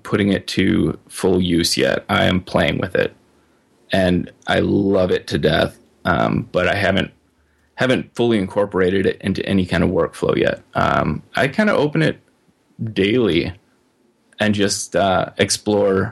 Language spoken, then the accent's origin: English; Midwest, United States; also born or lived in Minnesota; I'm a Midwesterner, and I kind of plan to always be a Midwesterner